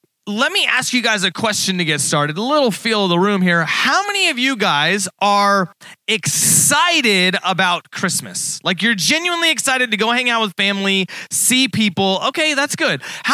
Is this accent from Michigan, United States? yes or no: no; Texas, United States; now in Springfield, United States; I'm from Texas